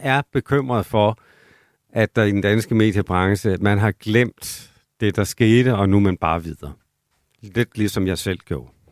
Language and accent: Danish; South Jutland, Southern Denmark, Denmark; min opvækst i Sønderjylland